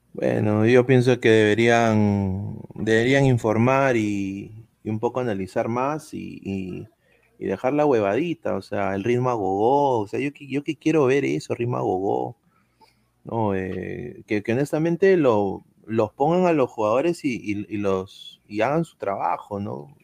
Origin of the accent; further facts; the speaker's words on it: Orlando, Florida, United States; moved away; yo crecí en Orlando prácticamente, viví mitad de mi, vida, 16 años, 16 años en Orlando